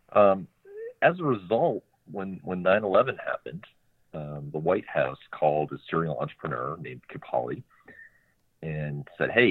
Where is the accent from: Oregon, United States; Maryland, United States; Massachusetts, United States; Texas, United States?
Massachusetts, United States; Marblehead; moved away as an adult; now in Washington, D.C., United States; I grew up in Marblehead, Massachusetts, just north of Boston